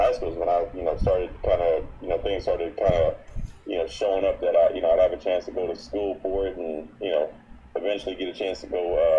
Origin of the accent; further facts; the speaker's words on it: San Antonio, Texas, United States; also born or lived in Oxford, England; I grew up, for the most part, I grew up in San Antonio, Texas, but I guess that's via the United Kingdom.